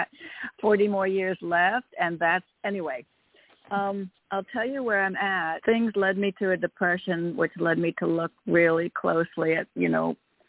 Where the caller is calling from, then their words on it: Connecticut, United States; Sorry, from Connecticut.